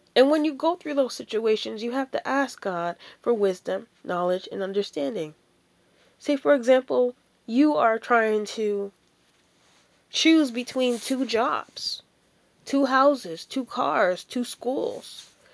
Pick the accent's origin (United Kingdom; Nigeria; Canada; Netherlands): Canada; Ontario; also born or lived in Washington, D.C. / Jamaica; as a Christian girl growing up in Ontario